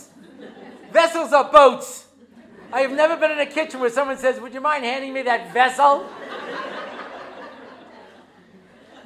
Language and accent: English; United States; now in Israel; I'm an American